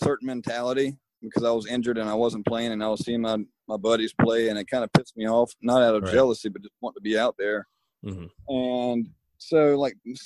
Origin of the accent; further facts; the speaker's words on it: Terrell, South Carolina, United States; I grew up in Terrell and wasn't around big colleges